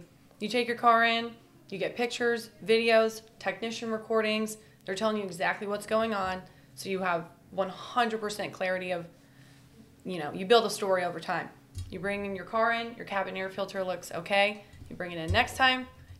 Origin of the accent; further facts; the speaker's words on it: Kansas City, United States; I'm also from the Kansas City region.